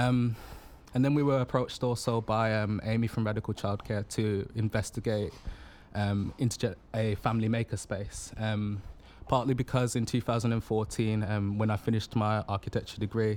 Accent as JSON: {"language": "English", "town": "Birmingham", "region": "West Midlands", "country": "United Kingdom", "said": "I'm from Birmingham"}